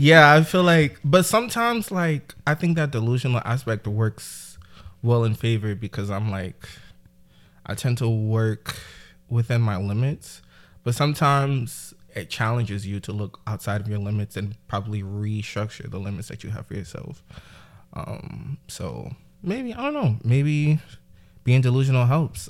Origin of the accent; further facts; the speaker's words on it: New York City, New York, United States; I'm from Brooklyn, New York, uh, specifically East New York.